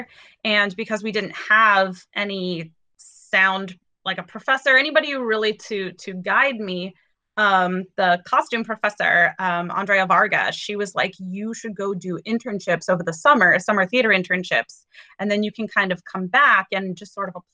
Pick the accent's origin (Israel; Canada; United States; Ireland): United States; Fresno, California; they moved to California, which is where I was born and raised and went to high school and everything